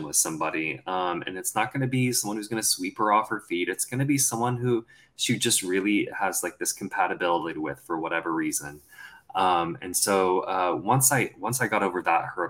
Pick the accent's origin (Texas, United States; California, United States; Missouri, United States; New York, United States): Texas, United States; accent: Southern; I grew up in Texas. I grew up in the South